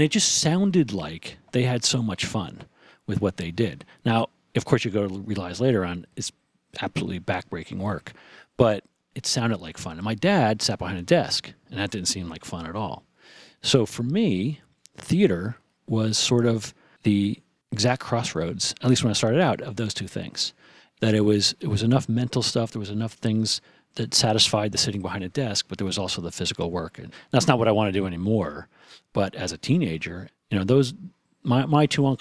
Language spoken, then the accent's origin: English; New Jersey, United States; I'm a guy from New Jersey.